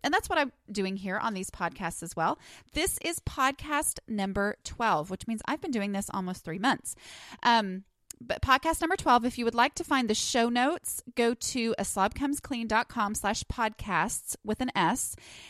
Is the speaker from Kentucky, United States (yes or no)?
no; New York, United States; accent: New York; and that's my New York accent in case you're wondering